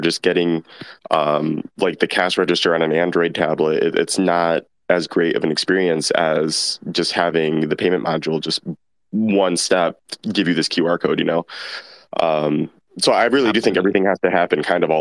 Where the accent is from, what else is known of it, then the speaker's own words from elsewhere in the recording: United States; here in my hometown in the US